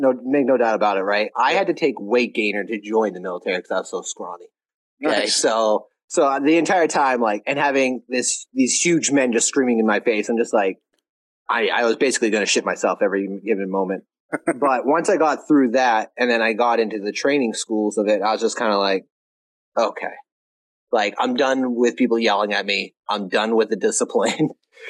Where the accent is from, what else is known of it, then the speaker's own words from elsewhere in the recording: New England, United States; I'm from New England. So talked real fast, hands going everywhere.